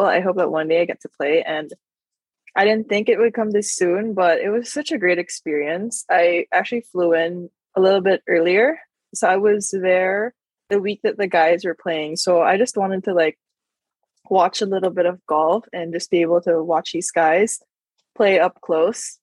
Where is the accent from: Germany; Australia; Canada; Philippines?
Philippines; growing up in the Philippines